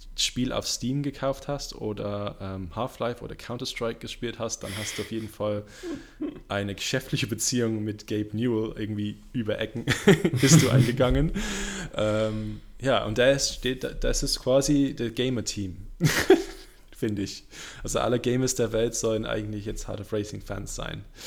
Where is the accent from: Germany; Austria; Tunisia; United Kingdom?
United Kingdom; Kenilworth, West Midlands; German is a second language; moved away; da, wo ich herkomme, das ist eine kleine Stadt äh, in der Nähe von Birmingham, Coventry, heißt Kenilworth. Äh, da bin ich äh, aufgewachsen